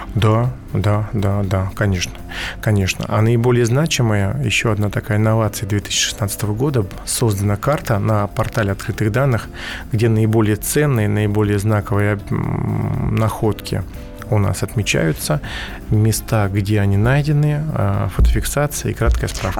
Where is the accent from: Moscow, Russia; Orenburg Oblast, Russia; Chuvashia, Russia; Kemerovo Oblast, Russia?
Moscow, Russia; мы все москвичи